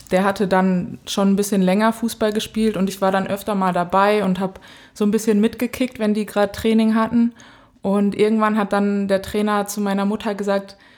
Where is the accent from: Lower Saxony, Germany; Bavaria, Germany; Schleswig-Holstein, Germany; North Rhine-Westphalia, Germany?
North Rhine-Westphalia, Germany; Dortmund; moved away as an adult; also born or lived in Cologne; now in Potsdam, Germany; ich bin 23 Jahre alt, ich komme aus Dortmund